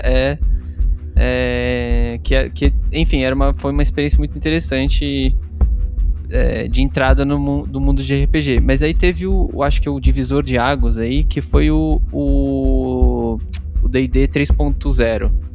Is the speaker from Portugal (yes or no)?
no; Atibaia, São Paulo, Brazil; a gente é de Atibaia, né? É uma cidade aqui no interior de uhum. São Paulo